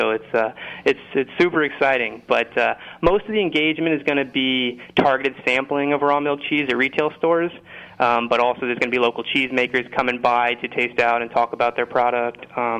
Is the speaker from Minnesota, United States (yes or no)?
no; Indiana, United States; moved away as an adult; I moved out to Boston in 2011, actually, to get a degree in food studies, and I was coming from Indiana, which isn't exactly a gourmet mecca.